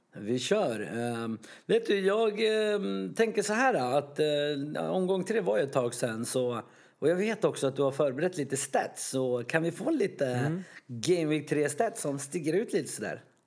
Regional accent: Sweden; som svensk

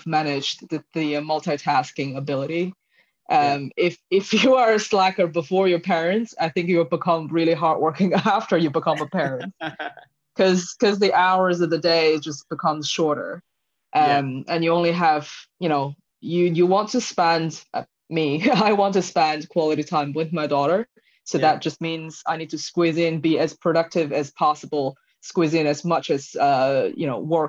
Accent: China; moved away as an adult; also born or lived in United States / Washington, D.C. / Philippines; now in Singapore; I grew up in China, left China when I was 21

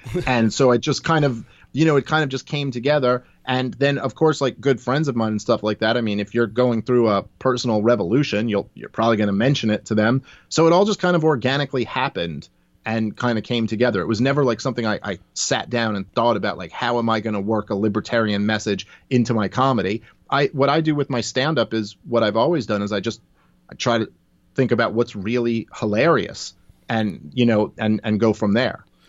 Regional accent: New York, United States; I'm a Jew from New York, I was raised by a single mother

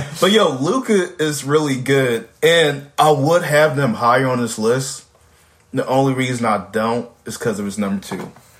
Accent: New Jersey, United States; He still led a New Jersey Nets team, my hometown, y'all.

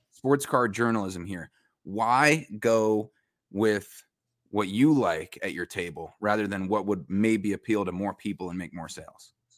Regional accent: Westchester County, New York, United States; now in Greenville, United States; I'm from Westchester County, New York, home of Sing Sing Prison in Ossining

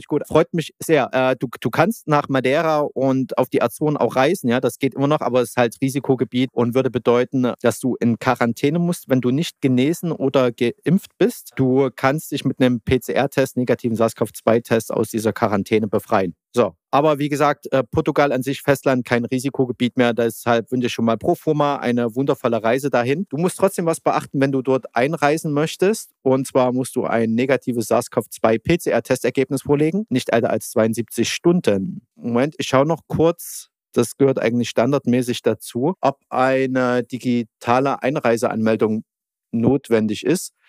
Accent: Germany; als Deutsche

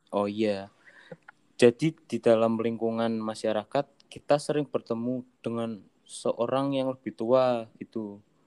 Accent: Pekalongan, Central Java, Indonesia; dari Pekalongan

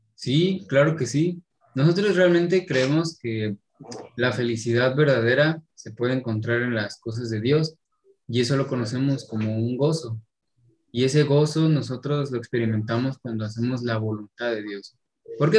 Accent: Toluca, State of Mexico, Mexico; moved away as an adult; now in Nuevo León, Mexico; Yo soy de Toluca, Estado de México

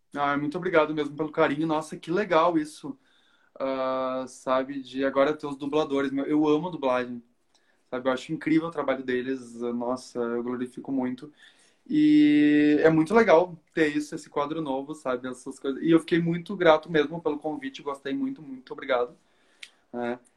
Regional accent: Porto Alegre, Rio Grande do Sul, Brazil; eu sou de Porto Alegre

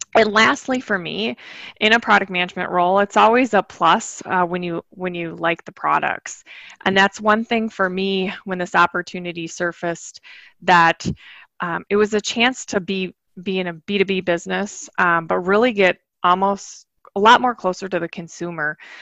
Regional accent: Michigan, United States; I grew up in Michigan

